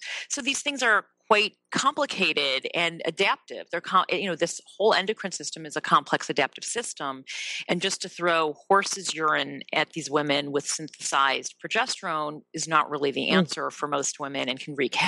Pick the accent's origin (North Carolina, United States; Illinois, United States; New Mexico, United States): Illinois, United States; Evanston; I am from the Chicago area, Evanston, which is where I live now.